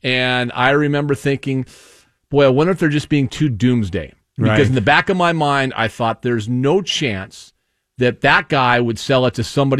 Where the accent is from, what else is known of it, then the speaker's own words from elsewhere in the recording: Seattle, Washington, United States; when I was growing up in Queen Anne and or Magnolia, on Dravis